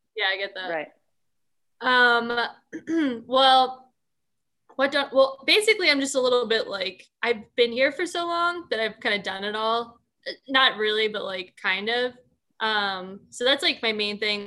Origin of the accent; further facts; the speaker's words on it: Bucks County, Pennsylvania, United States; moved away; I'm from Bucks County, Pennsylvania.